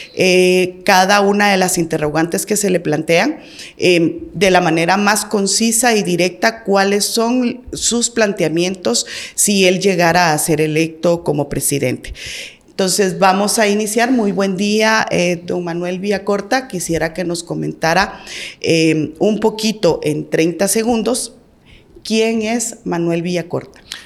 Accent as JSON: {"language": "Spanish", "country": "Guatemala", "said": "nosotros nos interesa como guatemaltecos"}